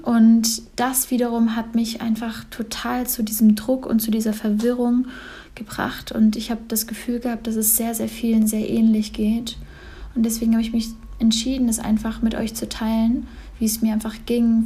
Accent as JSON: {"language": "German", "town": "Cologne", "region": "North Rhine-Westphalia", "country": "Germany", "tie": "born or raised there", "also_born_or_lived": "Berlin / Bali", "moved": "yes", "said": "ich bin jetzt gerade in Köln, in meiner Heimat, in meiner ersten Heimat"}